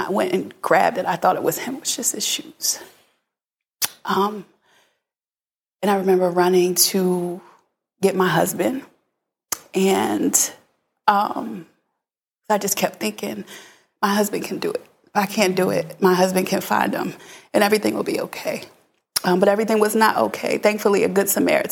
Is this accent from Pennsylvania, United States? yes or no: yes; Philadelphia, Pennsylvania, United States; I'm originally from Philadelphia